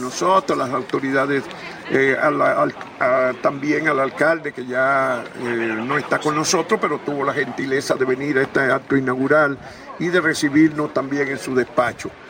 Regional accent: Dominican Republic; now in Spain; allá en nuestra tierra

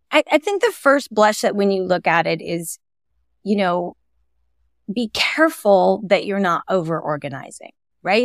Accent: California, United States; I grew up in California.

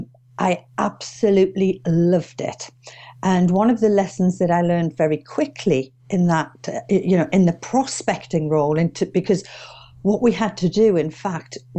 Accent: Durham, North East England, United Kingdom; moved away as an adult; now in Witney, United Kingdom; But as you can hear from my accent, I'm not from Oxfordshire originally. I'm actually from Durham. But I've been down here about 29 years now

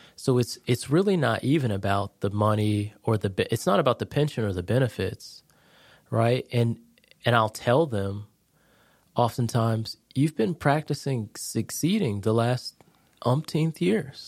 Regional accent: Connecticut, United States; moved away as an adult; now in Jacksonville, United States; I'm originally from Connecticut, born and raised

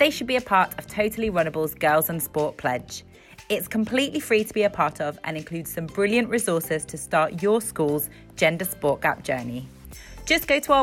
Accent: Isle of Man; I'm from the Isle of Man

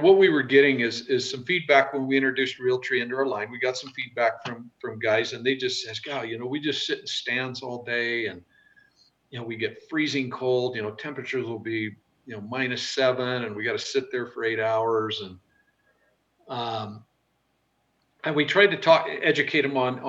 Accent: the West, United States; I'm from the West

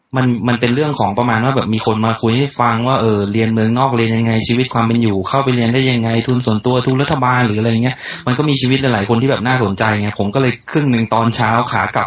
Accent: Saraburi, Thailand; moved away as an adult; also born or lived in Bangkok / Nakhon Ratchasima; ผมเป็นคนสระบุรี

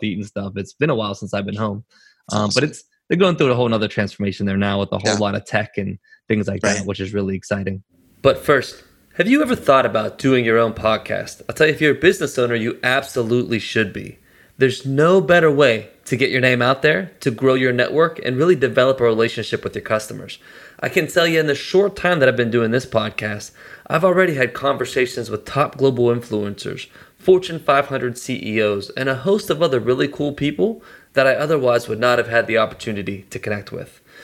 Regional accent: Pittsburgh, Pennsylvania, United States; moved away; I'm from Pittsburgh originally, born and raised there

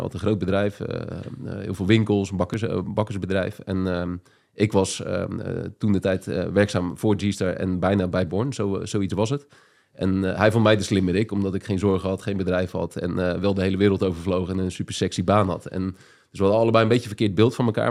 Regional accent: Papendrecht, South Holland, Netherlands; moved away as an adult; also born or lived in Amsterdam; Ik kwam uit Papendrecht en ging naar Amsterdam

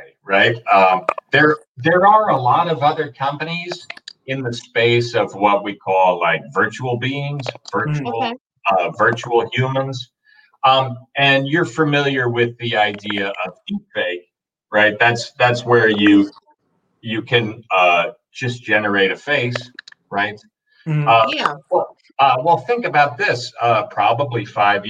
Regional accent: New England, United States; moved away as an adult; also born or lived in Seattle; I'm originally from New England

